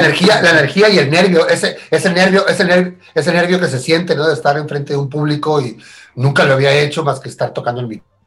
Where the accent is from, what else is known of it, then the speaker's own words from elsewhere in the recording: Tijuana, Baja California, Mexico; also born or lived in Argentina; yo nací en Argentina, pero me crié en, Tijuana desde muy pequeño